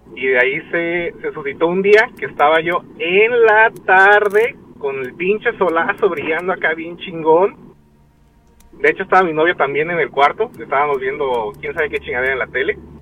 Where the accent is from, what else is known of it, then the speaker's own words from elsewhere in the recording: Veracruz, Mexico; somos de Veracruz